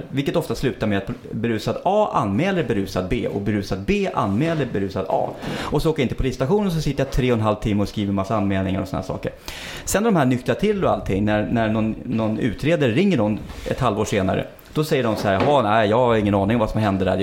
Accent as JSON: {"language": "Swedish", "town": "Stockholm", "region": "Stockholm County", "country": "Sweden", "tie": "born or raised there", "said": "Jag är ändå uppväxt i innerstan i Stockholm och jag har varit ute väldigt mycket i svängen och allting."}